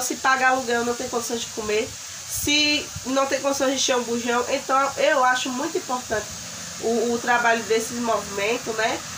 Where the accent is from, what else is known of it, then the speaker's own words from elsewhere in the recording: Arapiraca, Alagoas, Brazil; also born or lived in Folha Miúda; Sou daqui de Arapiraca mesmo. Nasci num sítio